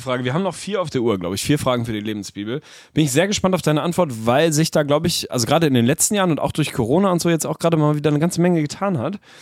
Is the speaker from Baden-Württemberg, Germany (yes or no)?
no; Lüneburg, Lower Saxony, Germany; bei uns in Lüneburg